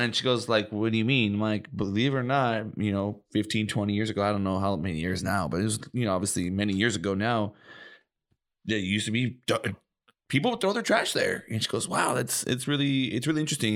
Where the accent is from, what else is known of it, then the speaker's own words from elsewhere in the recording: Oxnard, California, United States; I grew up in Oxnard